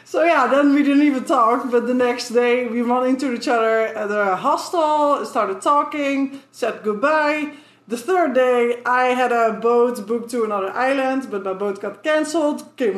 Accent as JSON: {"language": "English", "country": "Netherlands", "second_language": "English", "moved": "yes", "said": "And I'm from Holland, the Netherlands."}